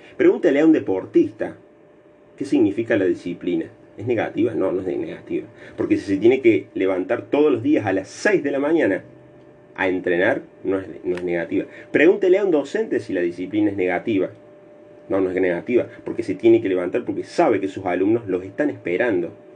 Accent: Argentina; nosotros como argentinos

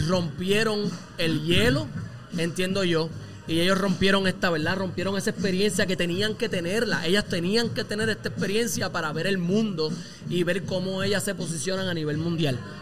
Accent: Puerto Rico; nosotros somos Boricua

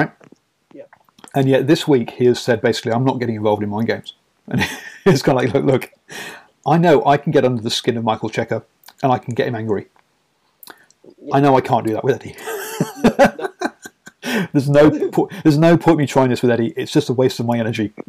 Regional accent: England, United Kingdom; I am English, if you can't tell by the accent

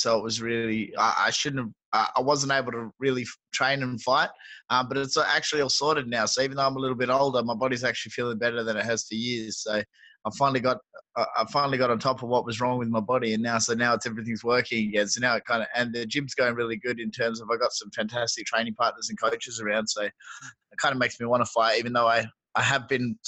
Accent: Perth, Western Australia, Australia; They had the first UFC in Perth in my hometown this year

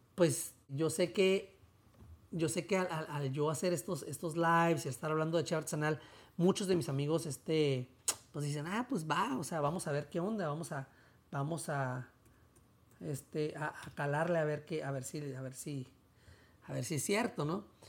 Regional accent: Tijuana, Baja California, Mexico; yo soy de Tijuana

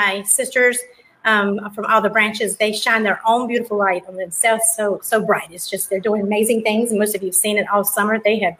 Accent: South Carolina, United States; I'm from South Carolina.

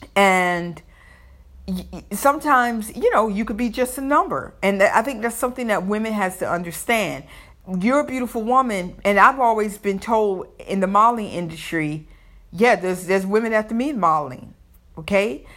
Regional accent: the South, United States; accent: Southern; I may have my Southern accent

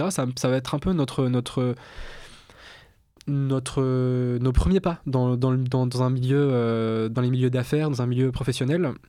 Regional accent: Argenteuil, Île-de-France, France; also born or lived in Milan, Italy; je viens, je viens d'Argenteuil, dans, dans le Val d'Oise.

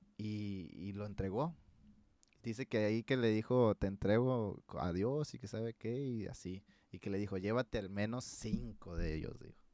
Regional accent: Sinaloa, Mexico; el crecer y ver todos los surcos de maíz, güey. ¿Quién chingados en Sinaloa no ha visto un surco de maíz?

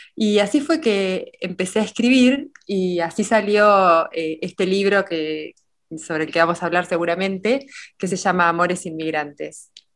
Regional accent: Oriente, Buenos Aires Province, Argentina; la biblioteca pública de Oriente, del pueblo donde yo nací

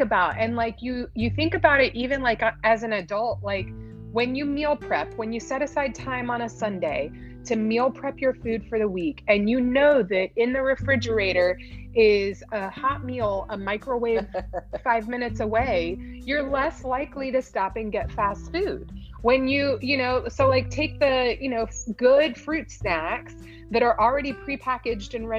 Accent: Galveston, Texas, United States; now in Maryland, United States; I'm in Maryland. Currently, but I was raised in Texas

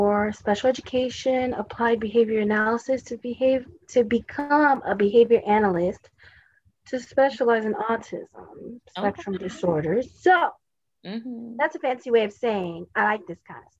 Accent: Houston, Texas, United States; I'm from Houston

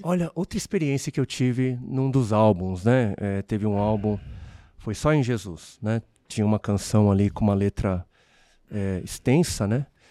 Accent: Brazil; also born or lived in South Korea; Meus pais se conhecem no Brasil, cresço numa, numa nação, eh, eu sou, né, eu sou um estrangeiro aqui, né? É, eu, eu, eu, sou coreano, mas eu vivi, né, a minha vida

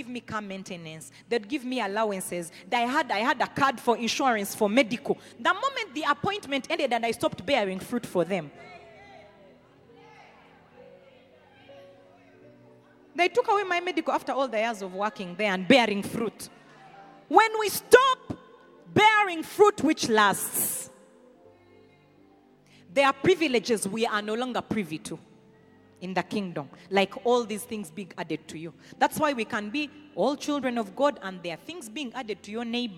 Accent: Rukungiri, Western Region, Uganda; accent: Runyankore; English is a second language; also born or lived in Kampala, Uganda; you're in Chinyasano Primary. Then Rukunjiri Universal

